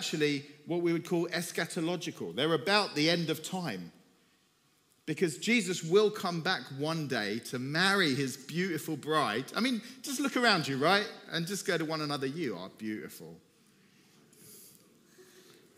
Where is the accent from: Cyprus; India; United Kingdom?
Cyprus; moved away as an adult; also born or lived in Turkey; I'm from Cyprus, from the Greek side